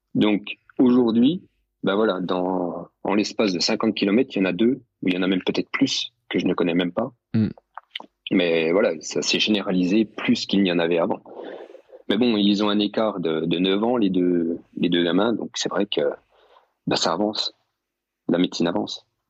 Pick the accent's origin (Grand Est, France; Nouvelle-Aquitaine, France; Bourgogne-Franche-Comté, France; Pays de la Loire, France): Bourgogne-Franche-Comté, France; Je suis de Franche-Comté, je suis juste à côté de Morteau